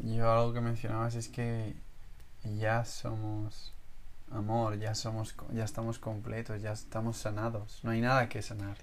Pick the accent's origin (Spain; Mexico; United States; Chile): Spain; yo que siento que vengo de España